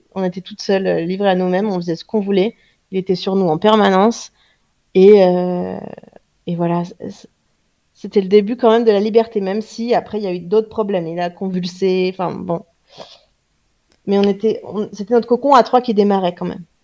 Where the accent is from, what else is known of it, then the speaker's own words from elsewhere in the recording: France; je suis française